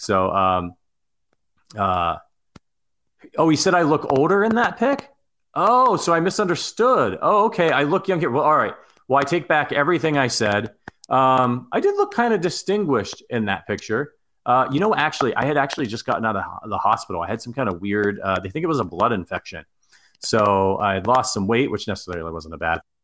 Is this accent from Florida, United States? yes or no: no; Ohio, United States; I'm from Ohio.